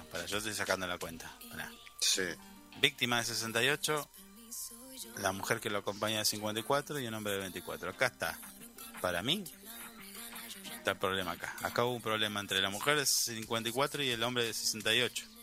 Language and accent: Spanish; Argentina; es mi pueblo